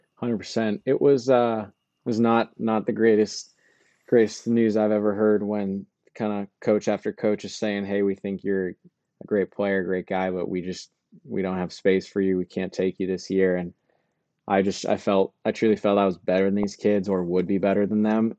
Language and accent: English; Truckee, California, United States; I am from Truckee, California.